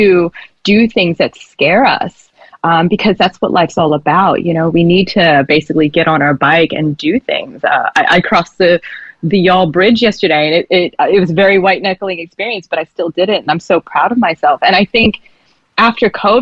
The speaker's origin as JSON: {"language": "English", "region": "New Jersey", "country": "United States", "also_born_or_lived": "Los Angeles, United States", "moved": "as an adult", "lives_now": "Sydney, Australia", "said": "I'm from South Jersey originally, in the United States"}